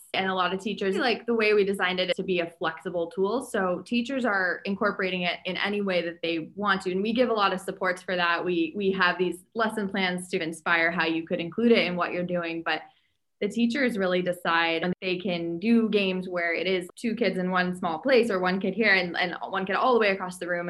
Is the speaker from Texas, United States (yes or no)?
no; New Hampshire, United States; I grew up in New Hampshire